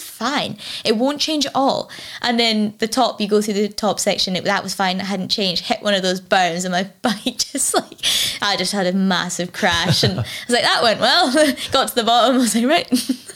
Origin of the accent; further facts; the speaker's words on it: Fort William, Scotland, United Kingdom; I grew up, uh, like, outside of Fort William, uh, climbing trees